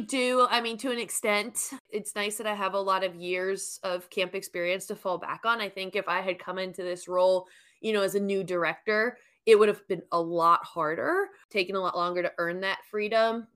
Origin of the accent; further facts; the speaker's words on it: New York, United States; moved away as an adult; now in Alabama, United States; I am born and raised in New York